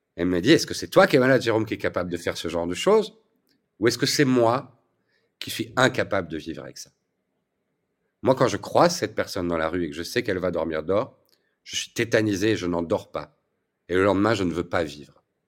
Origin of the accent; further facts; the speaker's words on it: Belgium; je suis belge